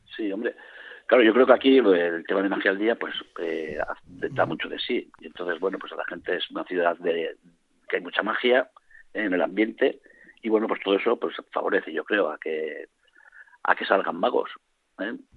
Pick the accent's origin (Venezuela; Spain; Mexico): Spain; Vitoria-Gasteiz, Basque Country; soy del barrio de Avechuco.